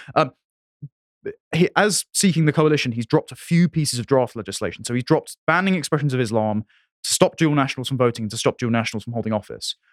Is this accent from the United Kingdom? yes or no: yes; England, United Kingdom; I am an Englishman